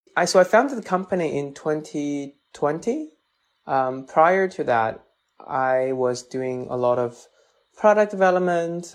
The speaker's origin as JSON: {"language": "English", "region": "Chongqing", "country": "China", "tie": "born or raised there", "second_language": "English", "moved": "yes", "lives_now": "Washington, D.C., United States", "said": "from my hometown Chongqing and Sichuan"}